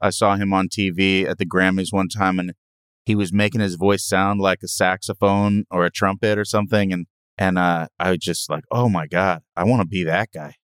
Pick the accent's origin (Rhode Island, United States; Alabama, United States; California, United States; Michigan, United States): California, United States; Hermosa Beach; I grew up in Hermosa Beach.